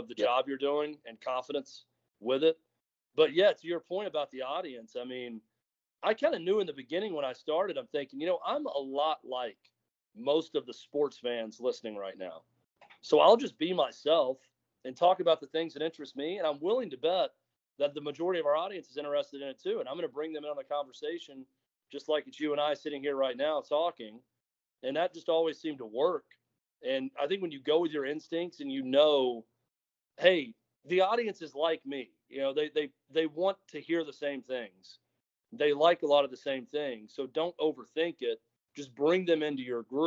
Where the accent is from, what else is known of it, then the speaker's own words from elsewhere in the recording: Mount Juliet, Tennessee, United States; I'm from Mount Juliet